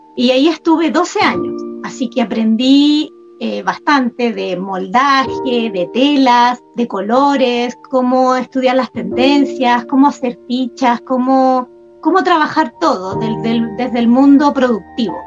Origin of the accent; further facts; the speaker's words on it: Santiago, Santiago Metropolitan Region, Chile; soy de Santiago, de Chile.